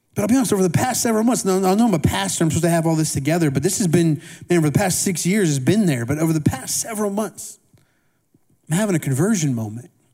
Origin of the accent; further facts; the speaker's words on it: Indiana, United States; I grew up in Indiana, Midwest, and we had these small town circus.